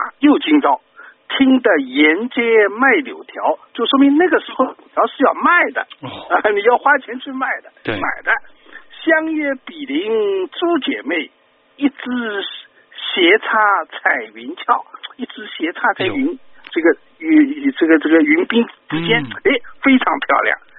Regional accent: Shanghai, China; 因为整个一个冬天过了，人呢都是都是阿拉上海人讲补了屋里向，

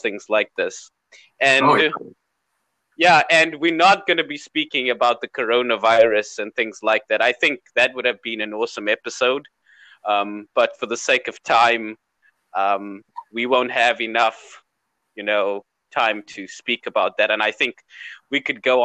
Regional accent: South Africa; I'm from South Africa, and people in South Africa, we make light of everything

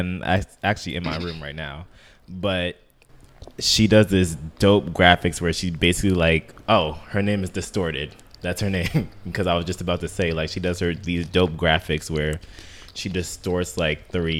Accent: Maryland, United States; I'm from Maryland

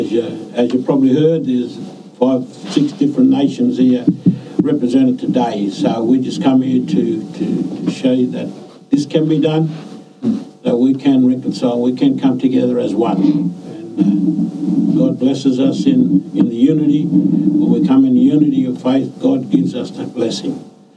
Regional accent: Moree, New South Wales, Australia; from Moree, Milleroy Country.

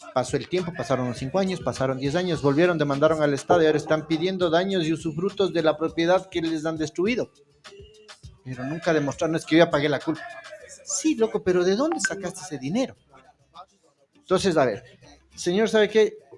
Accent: Ecuador; como ecuatorianos

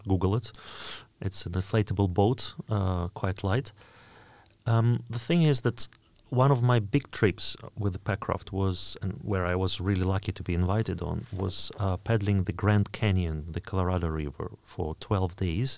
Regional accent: Oryol, Oryol Oblast, Russia; English is a second language; moved away; my hometown, Orel

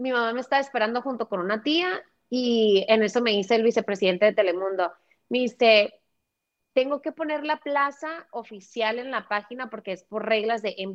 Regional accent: United States; born there; Una de las cosas que me ayudó es que yo soy, yo nací en Estados Unidos.

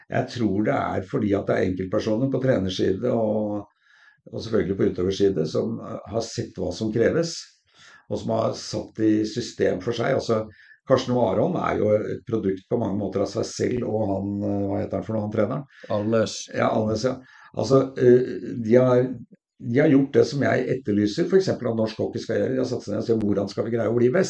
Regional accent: Oslo, Norway; Eh, og vi hadde da hvor jeg kom fra, da, fra Sollerud, og hvor vi var vel mer å kalle for middelklassen.

